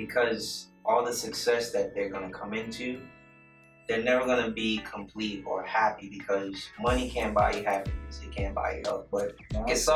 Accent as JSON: {"language": "English", "country": "United States", "tie": "born or raised there", "said": "I'm Haitian, but I'm born in America. Mm. So I guess I'm American Haitian, Haitian American"}